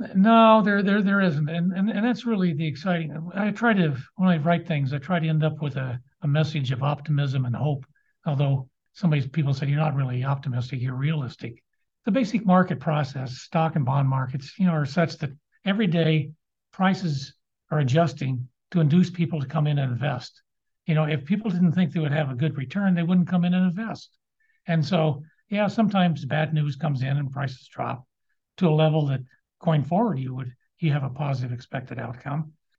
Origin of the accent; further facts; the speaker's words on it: Lawrence, Kansas, United States; I grew up on Naismith Drive in Lawrence